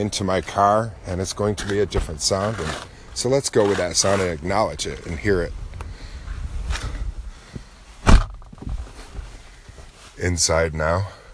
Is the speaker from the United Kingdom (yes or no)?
no; Lake Ontario, by historic Fort Ontario, New York, United States; so you can just enjoy the sounds of the lake in my hometown